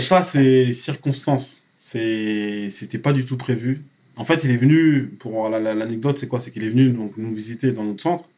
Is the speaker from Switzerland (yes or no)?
no; France; also born or lived in Cameroon; mon pays d'origine, la France